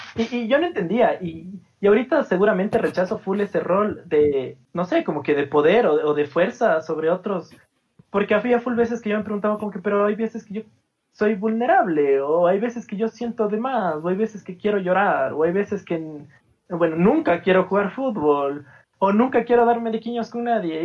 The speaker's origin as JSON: {"language": "Spanish", "town": "Cuenca", "region": "Azuay", "country": "Ecuador", "tie": "born or raised there", "said": "soy de Ecuador, eh, nací en una ciudad como medio chiquita de Ecuador que se llama Cuenca"}